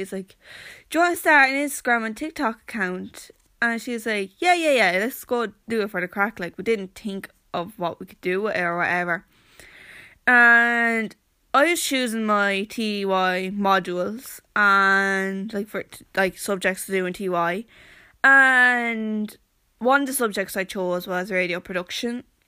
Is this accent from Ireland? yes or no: yes; Wexford-Carlow border, Leinster, Ireland; And I said, "Wexford,"